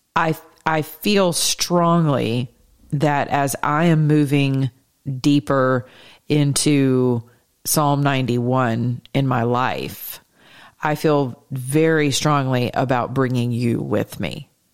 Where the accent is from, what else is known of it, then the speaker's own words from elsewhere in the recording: the South, United States; I'm from the South